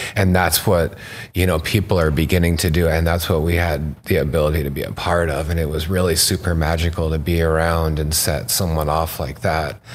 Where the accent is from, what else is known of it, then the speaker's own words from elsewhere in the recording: Rogue Valley, Southern Oregon, United States; also born or lived in British Columbia; now in Canada; my original root growing up in Southern Oregon, being born in, like, the Rogue Valley